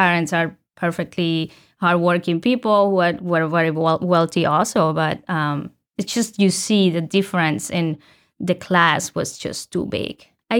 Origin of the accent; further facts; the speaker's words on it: Colombia; English is a second language; I mentioned already I'm from Colombia.